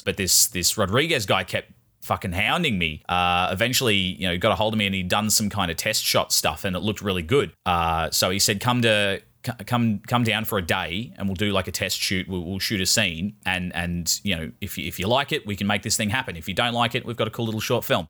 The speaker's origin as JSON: {"language": "English", "country": "Ireland", "said": "I'm Irish"}